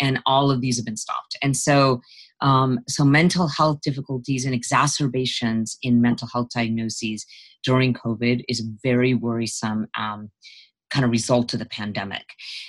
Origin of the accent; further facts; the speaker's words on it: Utah, United States; I grew up in Utah, and I was an Indian person growing up in Utah, and I was the only very few children of color in my school